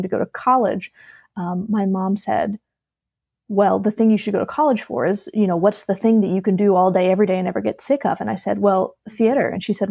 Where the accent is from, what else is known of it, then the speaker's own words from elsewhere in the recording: Alabama, United States; moved away; also born or lived in Virginia / Philadelphia; I'm originally from Alabama, but I went to school in Virginia.